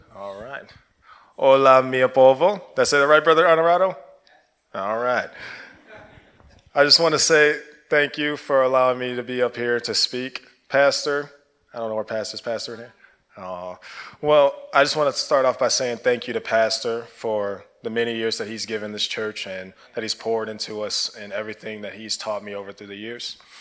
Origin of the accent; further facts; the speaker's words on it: United States; I'm American